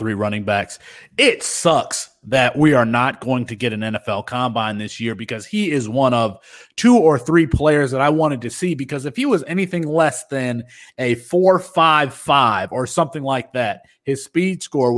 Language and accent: English; Kalamazoo, Michigan, United States; the school from my hometown in Kalamazoo